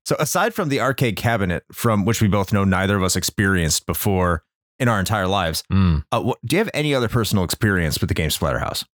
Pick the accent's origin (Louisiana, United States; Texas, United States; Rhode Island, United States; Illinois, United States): Illinois, United States; Chicago; moved away; when I was growing up in Chicago